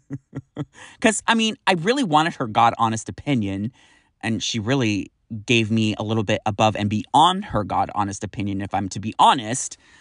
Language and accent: English; California, United States; I'm from California